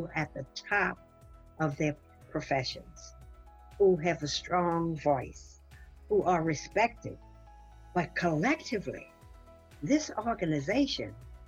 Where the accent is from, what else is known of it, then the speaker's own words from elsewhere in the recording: New Orleans, Louisiana, United States; I grew up in New Orleans, Louisiana, the Deep South, under rigid segregation